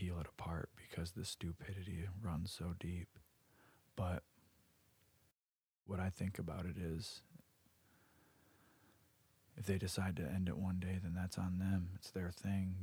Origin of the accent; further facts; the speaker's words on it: United States; we're American